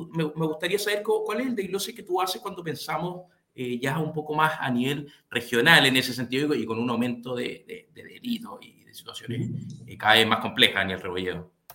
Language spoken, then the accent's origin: Spanish; Chile; como chilenos y chilenas